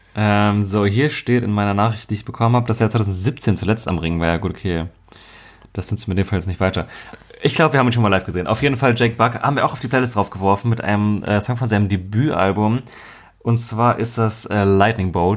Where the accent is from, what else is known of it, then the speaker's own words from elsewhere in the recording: Marburg, Hesse, Germany; moved away; bei uns in Marburg, also meiner Heimatstadt damals